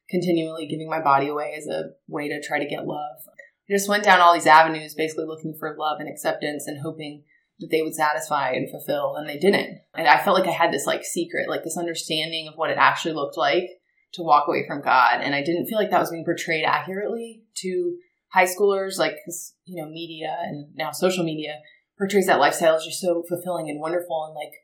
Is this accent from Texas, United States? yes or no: no; Marietta, Georgia, United States; also born or lived in Auburn; born and raised in Marietta, just a little bit outside of Atlanta